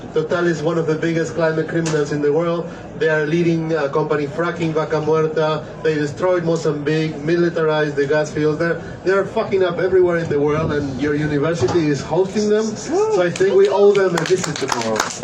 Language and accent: English; Argentina; I come from Argentina, I'm a scientist